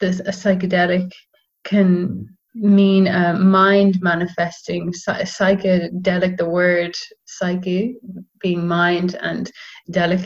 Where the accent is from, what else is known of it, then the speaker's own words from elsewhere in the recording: Dublin, Leinster, Ireland; also born or lived in Netherlands; I'm from Dublin.